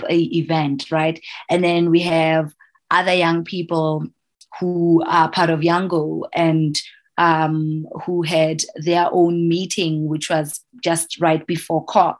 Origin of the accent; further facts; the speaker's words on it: Lesotho; here on the ground in my home country